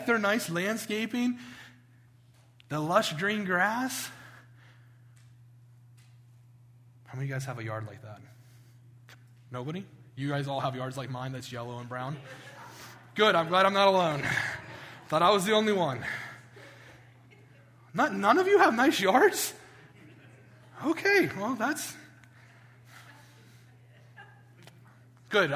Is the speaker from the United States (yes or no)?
yes; West Virginia, United States; I'm from West Virginia